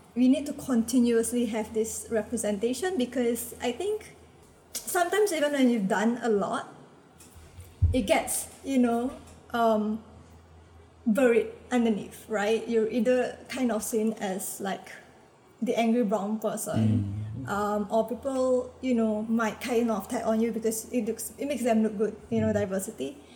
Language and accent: English; Singapore; a Singaporean Malay woman